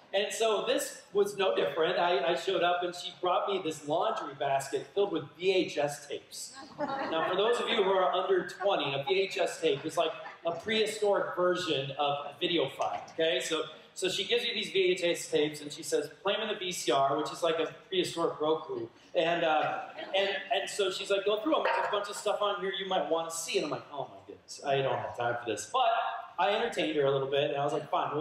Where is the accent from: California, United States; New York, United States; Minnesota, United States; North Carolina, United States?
Minnesota, United States; moved away; my home state, Minnesota, where I grew up